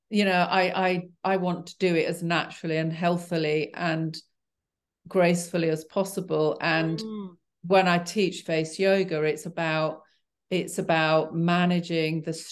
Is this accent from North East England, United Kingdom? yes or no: no; Yorkshire and the Humber, United Kingdom; I, well, I grew up in Yorkshire as well. And, you know, we did a lot of mountain climbing when I was a kid.